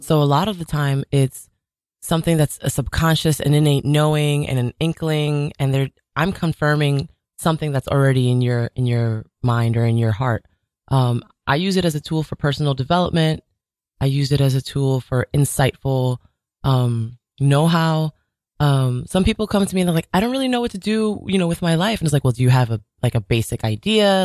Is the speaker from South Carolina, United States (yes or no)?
no; New York City, New York, United States; I was born and raised in Jamaica, Queens